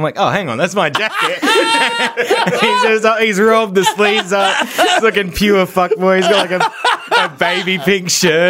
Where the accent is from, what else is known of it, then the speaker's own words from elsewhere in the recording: Brisbane, Queensland, Australia; moved away as an adult; also born or lived in England; I lived in Brisbane my whole life